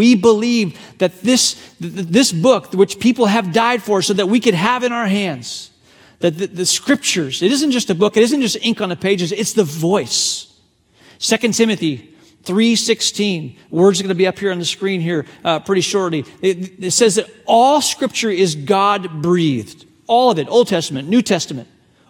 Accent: China; English is a second language; the way, I grew up in a part of the world where I'm very familiar with what persecution looks like. I was born in China.

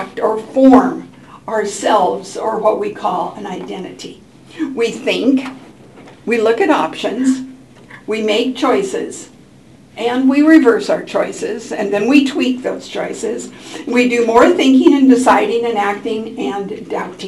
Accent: Portland, United States; I grew up in Portland.

